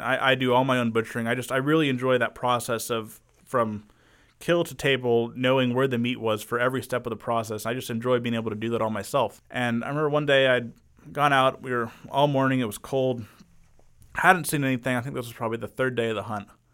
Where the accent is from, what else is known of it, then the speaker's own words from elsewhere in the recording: Arlington, United States; been in Arlington all my life, went away for college for about two years